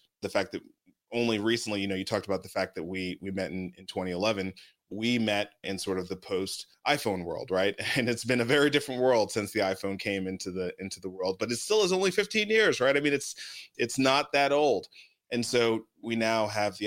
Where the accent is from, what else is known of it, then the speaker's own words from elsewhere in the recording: New York City, New York, United States; moved away; also born or lived in Atlanta; I grew up in Brooklyn. I grew up in East Flatbush, Brooklyn.